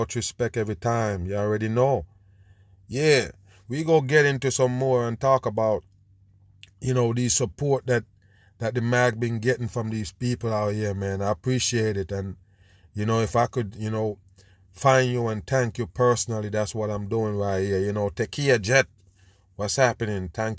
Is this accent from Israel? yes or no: yes; Israel; I mean, I'm from Israel. The war is real.